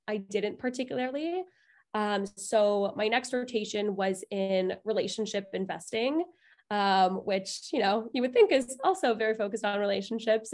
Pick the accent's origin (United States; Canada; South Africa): Canada; Toronto, Ontario; I was born and raised in Toronto, and I went to Concordia